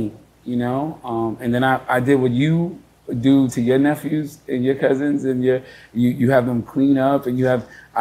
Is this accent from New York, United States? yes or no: yes; New York City, New York, United States; I'm from the Bronx